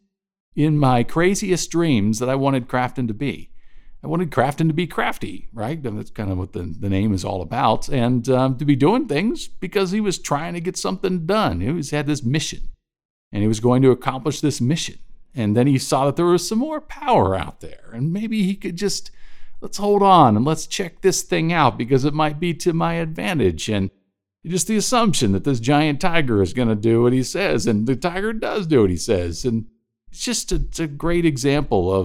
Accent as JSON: {"language": "English", "country": "United States", "said": "I'm an American."}